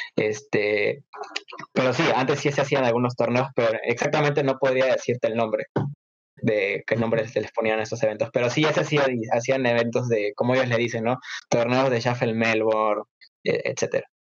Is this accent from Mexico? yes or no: no; Peru; en mi país